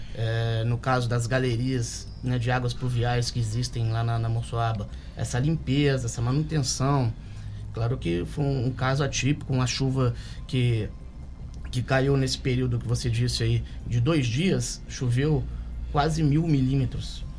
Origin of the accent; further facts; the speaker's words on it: Volta Redonda, Rio de Janeiro, Brazil; moved away as an adult; now in Angra dos Reis, Brazil; Eu sou de Volta Redonda, é, estou aqui no município desde 2007